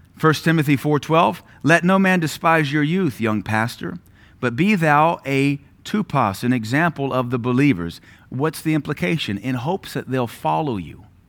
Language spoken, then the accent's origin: English; Louisiana, United States; moved away; also born or lived in Knoxville, Tennessee; we're from Louisiana